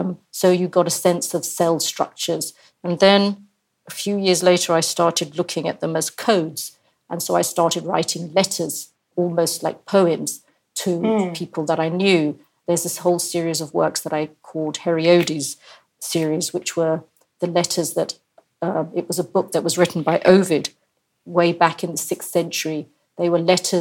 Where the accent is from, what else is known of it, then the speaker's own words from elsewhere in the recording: India; I'm from India